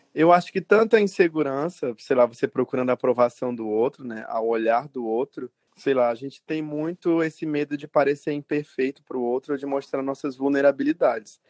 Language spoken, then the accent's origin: Portuguese; Feijó, Acre, Brazil; now in Rio Branco, Brazil; sou acreano, nascido em Feijoacre, uma cidadezinha do interior, mas hoje moro em Rio Branco, na capital.